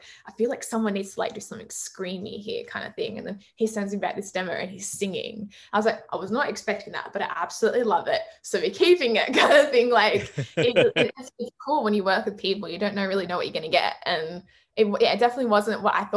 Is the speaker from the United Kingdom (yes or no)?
no; Sydney, New South Wales, Australia; I'm from Sydney. Everything takes an hour.